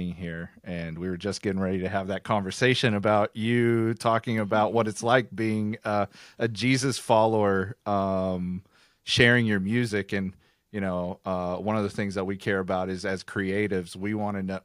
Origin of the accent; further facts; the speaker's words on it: Oklahoma, United States; We're both from Oklahoma